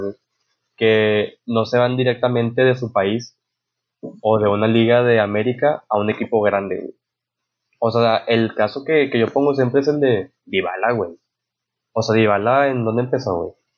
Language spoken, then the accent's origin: Spanish; Mexico